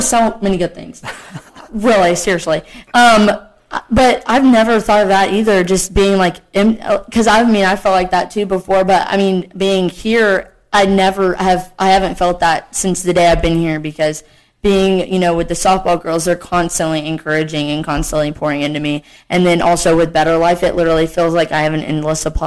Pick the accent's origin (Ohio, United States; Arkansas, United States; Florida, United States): Arkansas, United States; moved away as an adult; now in Morehead, United States; I was born in Arkansas